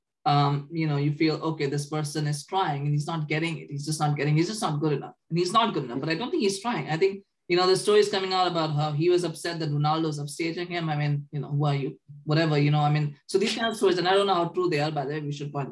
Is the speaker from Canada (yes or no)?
yes; Canada; we're Canadian